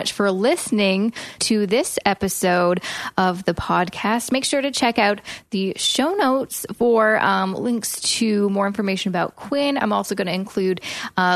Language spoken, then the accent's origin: English; Canada; my home country, Canada